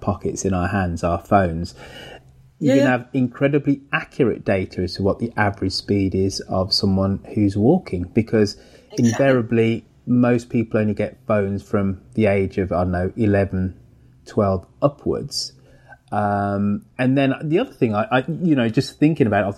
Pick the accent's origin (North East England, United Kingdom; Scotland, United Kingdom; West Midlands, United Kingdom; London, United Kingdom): West Midlands, United Kingdom; Birmingham; my local park in Birmingham when I was growing up was Perry Park in Perry Bar